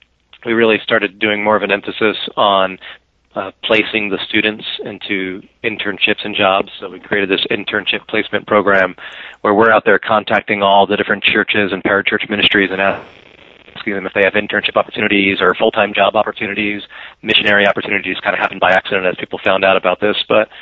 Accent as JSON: {"language": "English", "region": "New Jersey", "country": "United States", "said": "Now, I came from New Jersey, so it's twice as beautiful for me."}